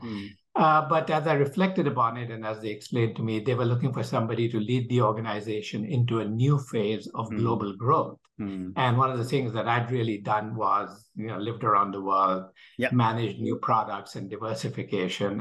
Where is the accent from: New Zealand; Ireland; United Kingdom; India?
India; moved away; I'm originally from India